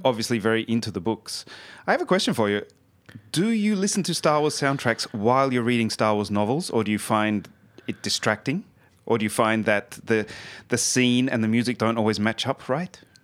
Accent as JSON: {"language": "English", "country": "Australia", "moved": "yes", "lives_now": "Sweden", "said": "I'm from Australia originally"}